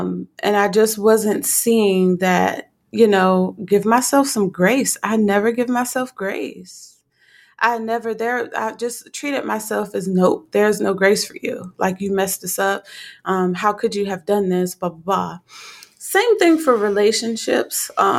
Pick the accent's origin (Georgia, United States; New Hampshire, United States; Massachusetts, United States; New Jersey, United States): New Jersey, United States; Newark; also born or lived in Livingston, New Jersey / Florence, South Carolina / Virginia / Texas; I was born in Livingston, New Jersey, St. Barnabas. I grew up in Newark, New Jersey, the Bricks, and then relocated to Florence, South Carolina, and then from South Carolina to Virginia, Virginia to Texas.